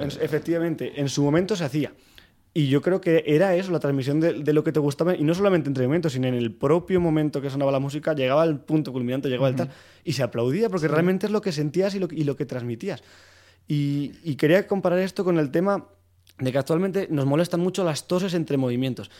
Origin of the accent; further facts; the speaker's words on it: Soria, Castile and León, Spain; moved away as an adult; now in Madrid, Spain; yo soy de Soria y llegué aquí a Madrid a estudiar arquitectura y había hecho piano en Soria